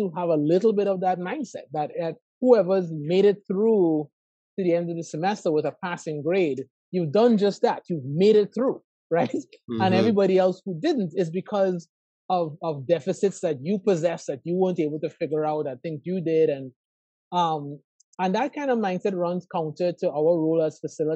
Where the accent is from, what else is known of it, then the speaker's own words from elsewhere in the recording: Trinidad & Tobago; moved away as an adult; also born or lived in Atlanta, Georgia; now in Miami, United States; I was born and raised in Trinidad and Tobago